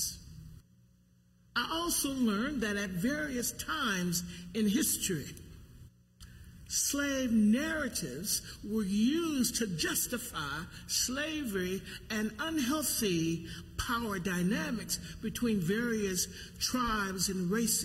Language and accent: English; the South, United States; as a young person growing up in the South